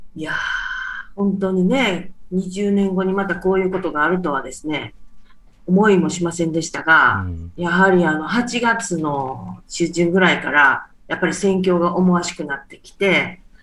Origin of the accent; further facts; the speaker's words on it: Japan; moved away; also born or lived in Afghanistan; 私は日本人